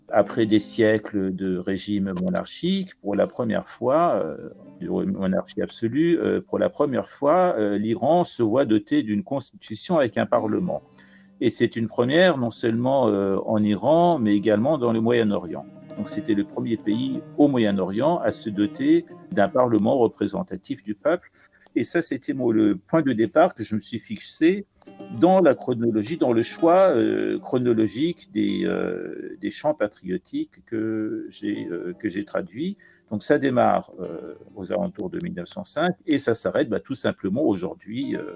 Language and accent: French; France; La première fois, je suis venu à 5 ans avec mes parents. Et, euh, où j'ai fait l'école primaire. Donc le français, en quelque sorte, c'est ma deuxième langue maternelle.